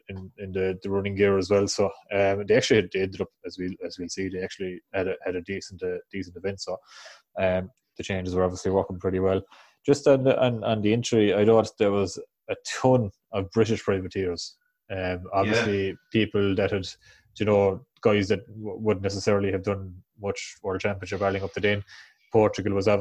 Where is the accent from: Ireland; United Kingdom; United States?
Ireland